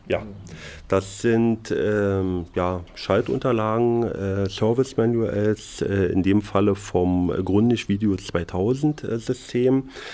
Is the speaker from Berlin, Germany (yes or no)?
yes; Berlin, Germany; im Osten gelernt habe, ich bin Berliner, habe im Ostteil der Stadt gelernt